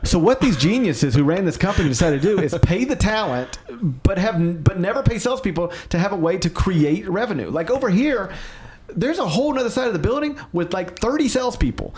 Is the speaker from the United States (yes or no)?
yes; Memphis, Tennessee, United States; I get to live in my hometown